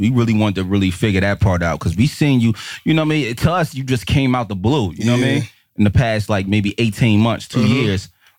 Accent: Irvington, New Jersey, United States; And that's why I'm from Irvington.

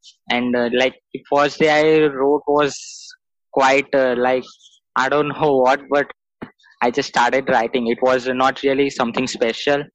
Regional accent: India; I'm from India

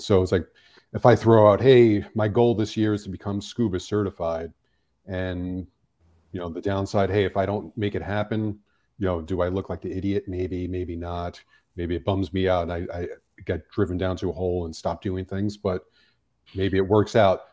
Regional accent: New York City, New York, United States; now in Los Angeles, United States; growing up in New York City, I mean, we're exposed to so much

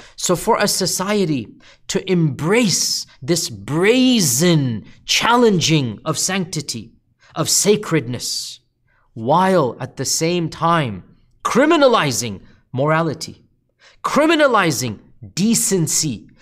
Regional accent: United States; as an American

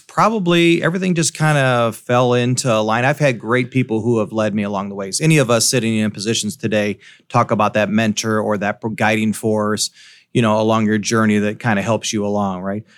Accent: Davenport, Iowa, United States; now in Burlington, United States; I'm from the Davenport, Quad City area.

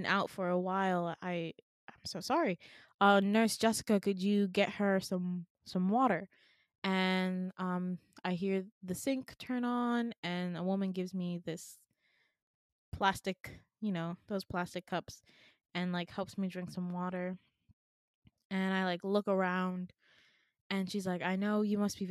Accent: Midwest, United States; I'm from the Midwest

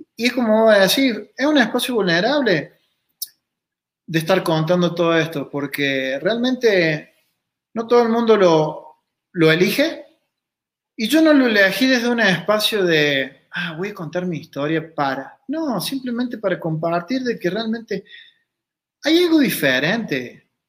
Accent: Río Cuarto, Córdoba, Argentina; soy argentino, nací en Río Cuarto, Córdoba

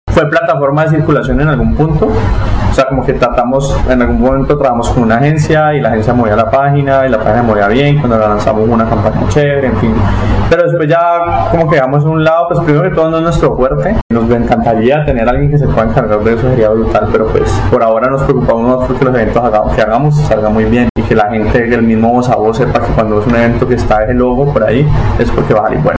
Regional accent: Cali, Valle del Cauca, Colombia; also born or lived in Ibagué, Colombia / Bogotá, Colombia; yo soy caleño

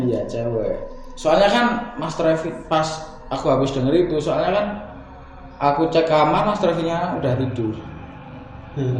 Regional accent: Kulon Progo, Special Region of Yogyakarta, Indonesia; now in Sleman, Indonesia; saya dari Kulon Progo dan kebetulan di di Sleman ini bekerja sama Mas Adit

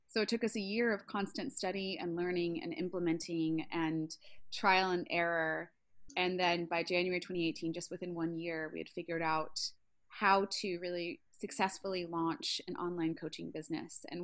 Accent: Baltimore, Maryland, United States; I'm from West Side of Baltimore, so yeah, even even West Side of Baltimore people can buy a house in San

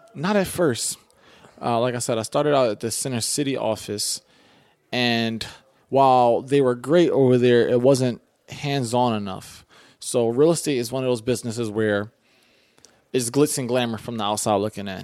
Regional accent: Philadelphia, Pennsylvania, United States; growing up in West Philly

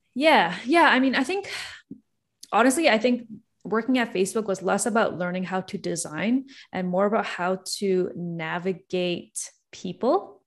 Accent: Toronto, Ontario, Canada; I'm born and raised in Toronto, Canada

